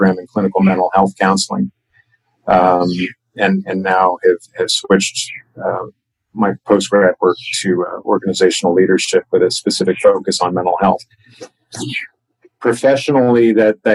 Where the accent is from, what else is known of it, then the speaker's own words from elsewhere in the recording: United States; also born or lived in Chicago, Illinois / Washington, D.C. area; I grew up in Chicago and outside of Washington, D.C., where family is located